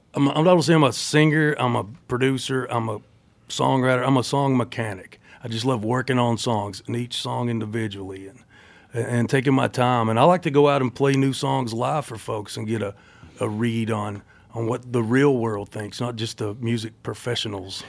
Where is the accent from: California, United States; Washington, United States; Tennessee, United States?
Tennessee, United States; Cumberland Gap; also born or lived in Knoxville, Tennessee; now in Nashville, United States; I was born in Knoxville, Tennessee. I grew up in a town called Cumberland Gap, population 400 or something. Uh, and then I live in Nashville.